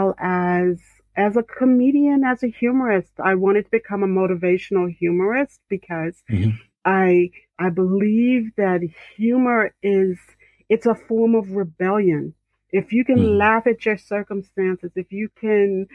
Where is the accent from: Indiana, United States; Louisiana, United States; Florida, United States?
Indiana, United States; Central; from the south side of Central Indiana.